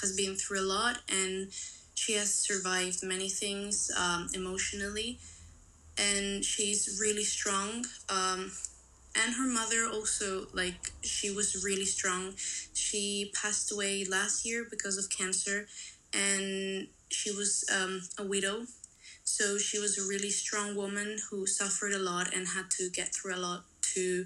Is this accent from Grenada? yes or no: no; Spain; I'm from Spain